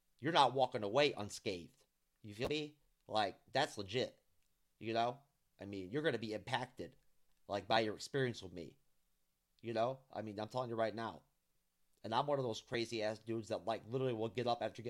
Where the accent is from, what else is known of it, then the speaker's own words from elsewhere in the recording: New York, United States; I'm from New York, born and raised